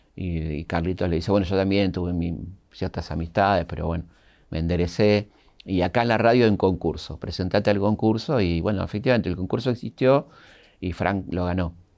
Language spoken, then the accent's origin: Spanish; Argentina; somos un país diferente